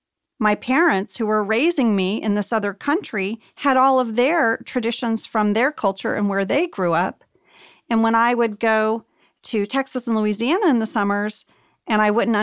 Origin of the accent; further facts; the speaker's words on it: Jakarta, Indonesia; I am still friends with my friends that I grew up with in Jakarta. We all moved and got dispersed.